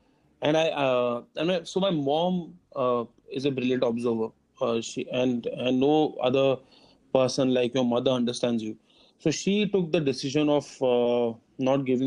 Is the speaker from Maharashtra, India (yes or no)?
no; Kerala, India; moved away; also born or lived in Mumbai; I am born and brought up in Kerala. So, I mean, we lived in Kerala for a long, long time. And then we had shifted to Bombay in 2000